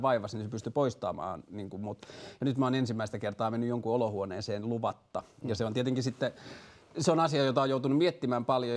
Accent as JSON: {"language": "Finnish", "town": "Tornio", "region": "Lapland", "country": "Finland", "tie": "born or raised there", "said": "olen kotoisin Torniosta, joka on pieni kaupunki Pohjois-Suomessa"}